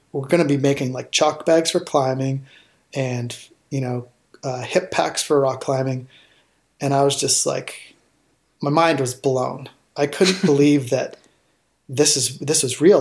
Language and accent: English; outside of Toronto, Ontario, Canada; I grew up outside of Toronto, Ontario, and up in Canada.